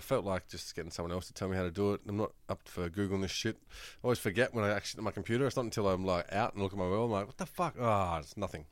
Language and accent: English; Australia; accent: Australian; does it sound like I have an accent that isn't Australian